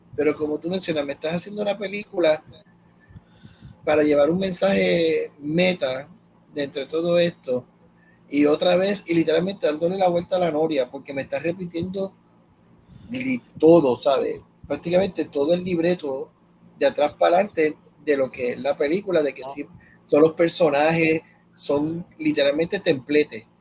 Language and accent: Spanish; Puerto Rico; como puertorriqueño